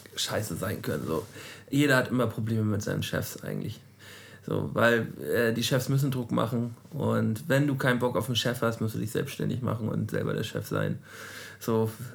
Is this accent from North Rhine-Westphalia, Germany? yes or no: no; Flensburg, Schleswig-Holstein, Germany; aus Flensburg